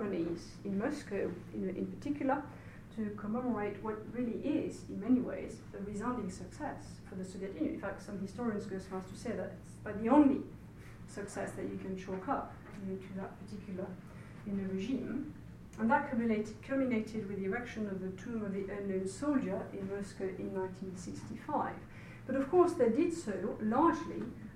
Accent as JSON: {"language": "English", "country": "France", "accent": "French", "second_language": "English", "moved": "yes", "lives_now": "United Kingdom", "said": "I'm very aware of my French accent"}